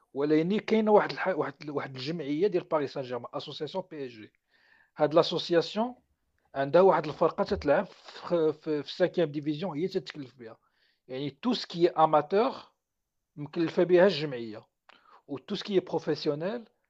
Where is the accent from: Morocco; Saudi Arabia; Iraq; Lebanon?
Morocco; حنا في المغرب